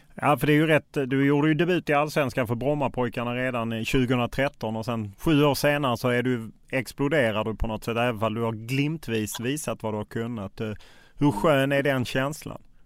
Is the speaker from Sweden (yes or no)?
yes; Lund, Skåne, Sweden; Jag är själv från Lund